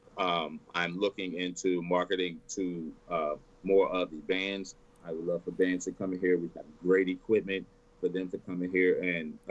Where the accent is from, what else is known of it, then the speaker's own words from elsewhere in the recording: Texas, United States; I'm born and raised in Texas